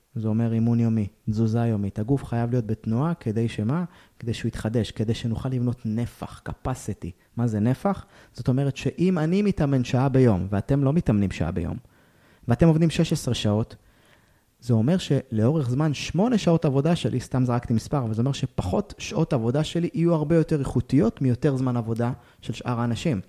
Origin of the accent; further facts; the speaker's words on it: Israel; אנחנו ישראלים